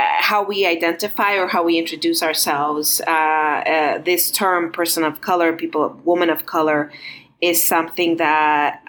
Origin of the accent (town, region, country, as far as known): Los Angeles, California, United States; born or raised there; also born or lived in Montreal, Canada / Guatemala; now in Roswell, United States